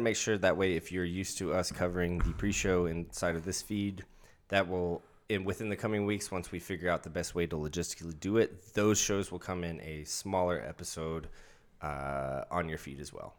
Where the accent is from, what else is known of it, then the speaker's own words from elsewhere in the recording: Central Kentucky, United States; moved away; I'm from Central Kentucky, not from fucking Louisville.